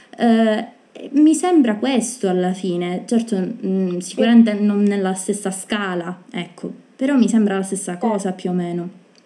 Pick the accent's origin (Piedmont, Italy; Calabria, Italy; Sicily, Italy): Sicily, Italy; noi siamo siciliane